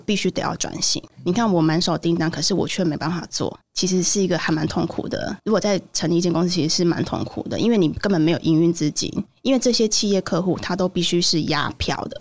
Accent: Taiwan; now in Taipei, Taiwan; 我的家庭并不是一个非常富裕的，因为我是一个很难令阶级的家庭，那我是在乡下长大的，是。那我很早就来台北了

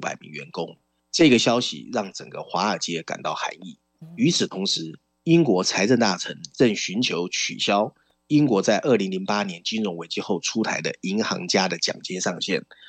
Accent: Taiwan; 尤其对我们台湾人来说，可以趁这个文章了解一下英国的实际政治状况啊。

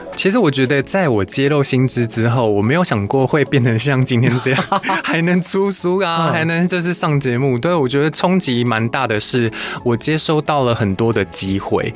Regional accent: Taiwan; also born or lived in Japan; 我不一定要抱持着我是台湾人

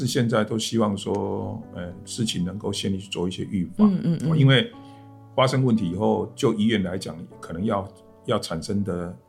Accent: Kaohsiung, Taiwan; 对，我是本身是高雄，

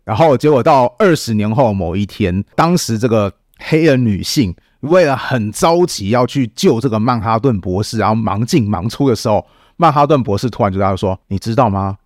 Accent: Taiwan; 这对我们台湾人来讲

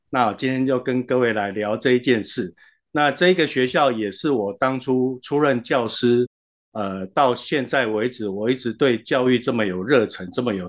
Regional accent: Xinzhuang, New Taipei, Taiwan; moved away as an adult; also born or lived in Yilan / Taichung / Hsinchu; now in Hualien, Taiwan; 呃，我其实是宜兰人，然后我在新庄长大，在求学的时候去到台中跟新竹，然后工作的时候跑到花莲。

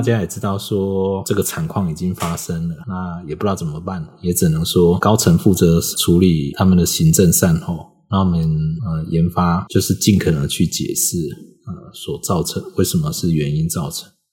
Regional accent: Taiwan; 我是台湾人，我以前在大陆跑过马拉松

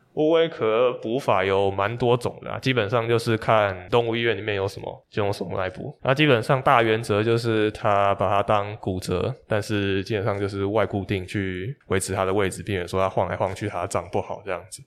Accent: Taipei, Taiwan; 我是台北人

